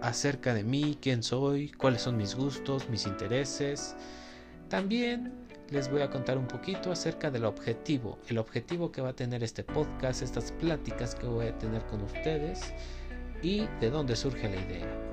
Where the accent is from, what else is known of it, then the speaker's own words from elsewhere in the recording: State of Mexico, Mexico; soy del Estado de México